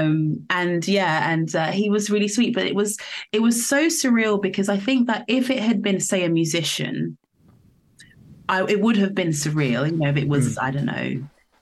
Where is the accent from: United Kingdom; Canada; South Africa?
United Kingdom; Northampton, East Midlands; I'm not from London. I'm from a small town was raised in the countryside in a village outside Northampton